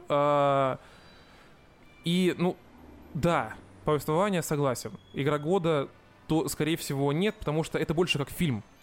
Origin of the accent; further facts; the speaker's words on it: Russia; я из России